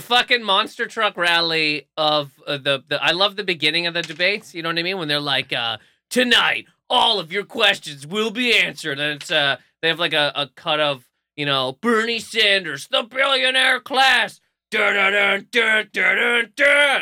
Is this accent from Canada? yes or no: yes; New Brunswick, Canada; moved away; growing up in New Brunswick